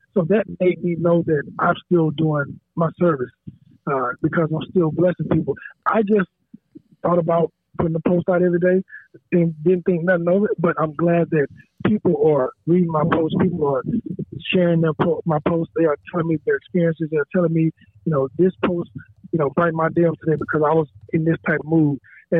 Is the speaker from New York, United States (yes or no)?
no; Texas, United States; moved away as an adult; I'm from Texas.